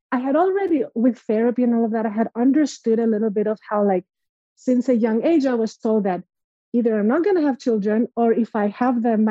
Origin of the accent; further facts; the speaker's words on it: Greece; moved away as an adult; now in United States; growing up in Greece. So I'm originally from Greece and I moved to the States 10 years ago by myself